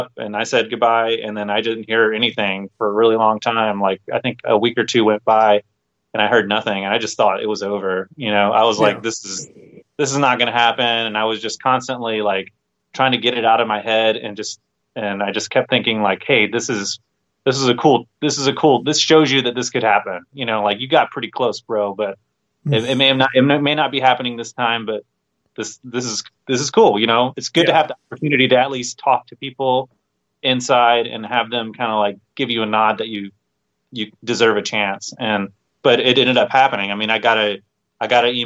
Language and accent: English; Georgia, United States; moved away; also born or lived in Orlando / Northern Illinois; I'm originally from the South. I'm originally from Georgia